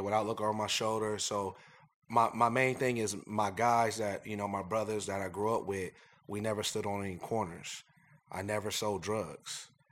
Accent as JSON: {"language": "English", "town": "Columbus", "region": "Ohio", "country": "United States", "tie": "born or raised there", "also_born_or_lived": "Philadelphia, Pennsylvania", "said": "we're from Philadelphia. My parents were from north side of Philadelphia. Uh, we moved to Columbus, Ohio. Um, I went to Brookhaven High School"}